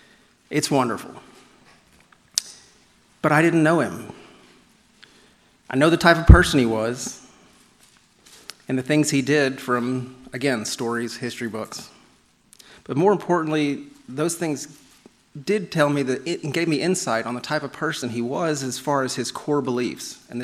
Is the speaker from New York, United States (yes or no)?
yes; New York, United States; I'm from New York, they'll relate to me.